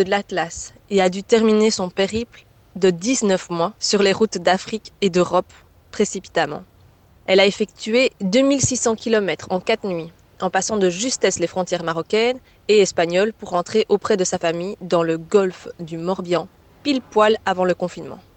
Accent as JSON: {"language": "French", "country": "Belgium", "said": "chez moi en Belgique, sur le trottoir de mes parents"}